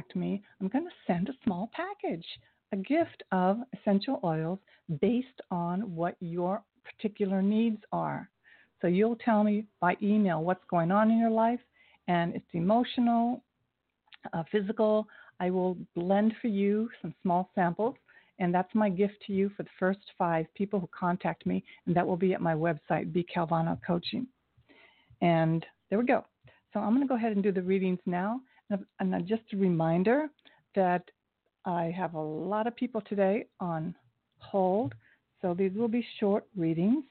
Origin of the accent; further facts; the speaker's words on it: Ohio, United States; I'm from Ohio